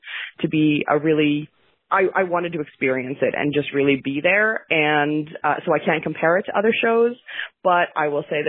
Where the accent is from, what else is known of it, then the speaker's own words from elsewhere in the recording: Nova Scotia, Canada; I'm from Nova Scotia. I flew in from Halifax